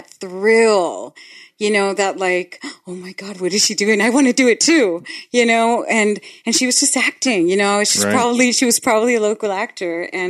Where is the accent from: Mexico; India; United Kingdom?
Mexico; Tijuana, Baja California; born or raised there; accent: Tijuana accent; English is a second language; moved away as an adult; also born or lived in Los Angeles; now in United States